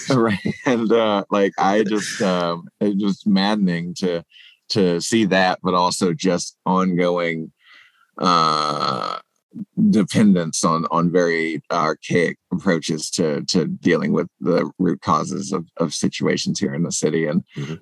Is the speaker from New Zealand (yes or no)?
no; South Carolina, United States; now in Baltimore, United States; my home state of South Carolina